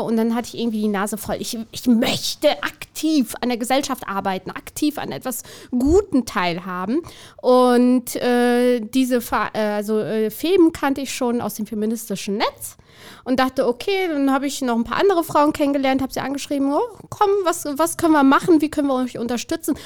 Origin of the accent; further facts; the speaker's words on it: Siegen, North Rhine-Westphalia, Germany; also born or lived in Albania (birth country); In Siegen, wo ich aufgewachsen bin und heute noch häufig bin